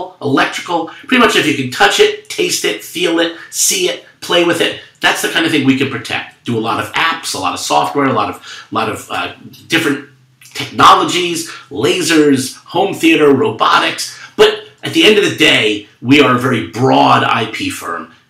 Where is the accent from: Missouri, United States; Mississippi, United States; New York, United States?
New York, United States; a Jewish kid growing up in New York